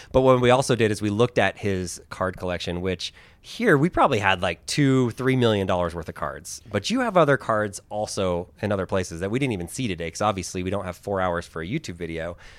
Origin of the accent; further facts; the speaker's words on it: Manila, Metro Manila, Philippines; born there; I was born in the Philippines. I was born in Manila. I don't look Filipino because I'm not, like, by blood.